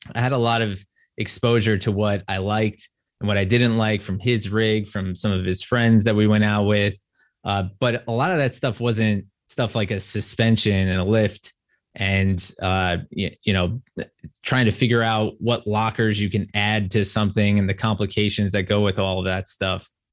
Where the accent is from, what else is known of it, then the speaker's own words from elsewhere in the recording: New Jersey, United States; moved away as an adult; I grew up in New Jersey